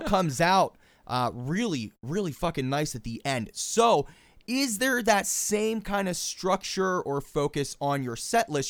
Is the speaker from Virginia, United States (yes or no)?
no; Pittsburgh, Pennsylvania, United States; Pittsburgh, by the way, which is my hometown